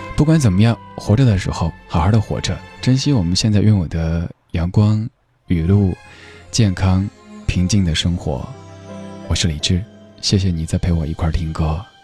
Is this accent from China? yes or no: yes; Chengdu, Sichuan, China; moved away; 我成都人，我们家人都经历过五幺二